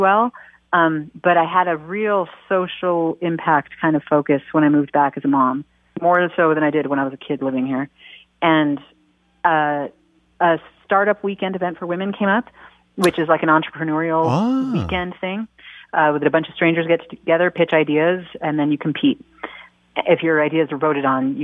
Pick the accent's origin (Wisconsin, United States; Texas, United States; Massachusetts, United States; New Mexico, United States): New Mexico, United States; also born or lived in Los Angeles; I was born and raised in New Mexico, went to University of New Mexico